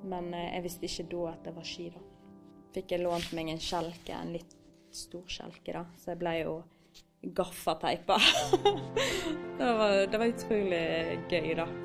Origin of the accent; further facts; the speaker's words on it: Osterøy, Vestland, Norway; Eh, og jeg kommer fra Osterøy, eh, opprinnelig fra Colo